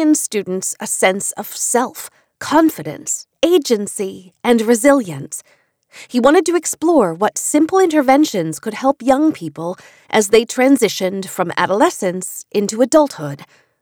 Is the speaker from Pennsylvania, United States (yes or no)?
no; Idaho, United States; born or raised there